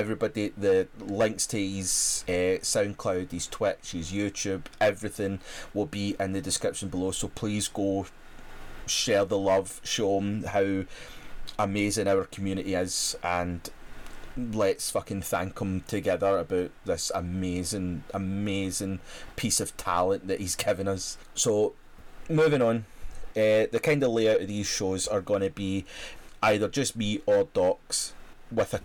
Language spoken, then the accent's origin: English; Scotland, United Kingdom; as a Scot